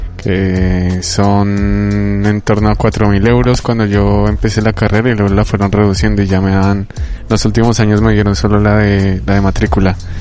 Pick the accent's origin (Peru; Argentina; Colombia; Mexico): Colombia; now in Bilbao, Spain; mi país de origen Colombia